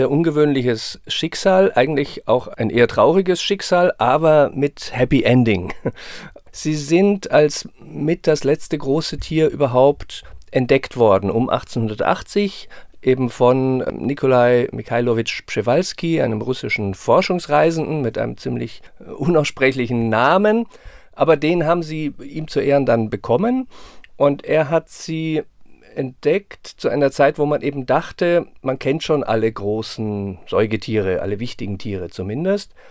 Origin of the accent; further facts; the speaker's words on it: Munich, Bavaria, Germany; Ja, ich bin in München aufgewachsen und natürlich war es der Besuch im, im äh, Tierpark Kellerbrunn war, gehörte so zu den Höhepunkten der Kindheit und Jugend.